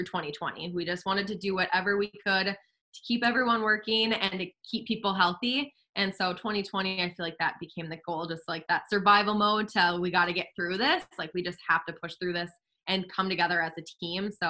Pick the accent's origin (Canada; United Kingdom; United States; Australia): United States; West Fargo, North Dakota; my husband and I, were born and raised in West Fargo